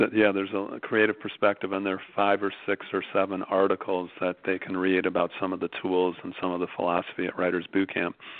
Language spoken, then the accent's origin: English; Chicago, Illinois, United States; moved away as an adult; now in Venice, Los Angeles, United States; I'm from Chicago, uh, knew my precinct captain growing up